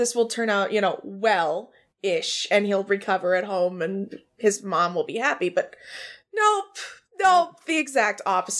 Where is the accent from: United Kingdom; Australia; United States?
United States; Texas; also born or lived in Missouri; Well, no, I'm from Texas.